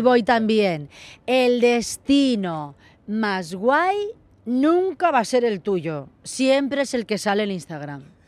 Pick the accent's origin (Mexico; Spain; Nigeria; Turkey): Spain; Mallorca, Balearic Islands; moved away; todos los fines de semana me venía a Mallorca